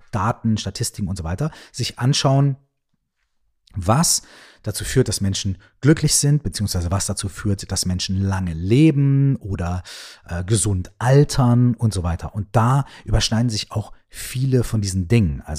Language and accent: German; Minden, North Rhine-Westphalia, Germany; ich wohne in, weiß ich nicht, Minden, ja, meiner Heimatstadt.